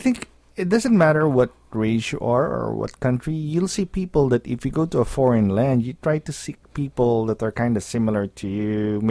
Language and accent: English; Philippines; now in Ohio, United States; I was born in the Philippines.